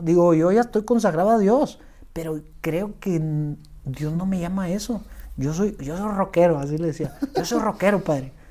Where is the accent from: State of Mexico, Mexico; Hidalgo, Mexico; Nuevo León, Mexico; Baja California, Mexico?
Nuevo León, Mexico; Monterrey; also born or lived in Los Angeles; soy aquí regio, tengo 36 años y soy músico